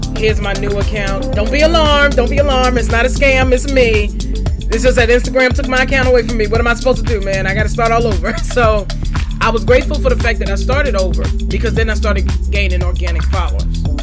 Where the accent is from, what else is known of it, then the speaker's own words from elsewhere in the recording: Farmville, Virginia, United States; Farmville, and that's because that's my hometown.